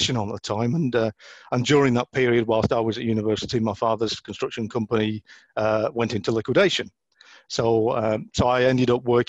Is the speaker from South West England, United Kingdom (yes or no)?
no; Oldham, North West England, United Kingdom; I was brought up in Oldham